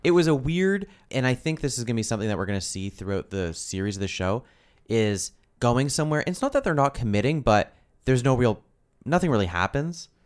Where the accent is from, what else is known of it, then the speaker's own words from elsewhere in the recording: Canada; we're Canadian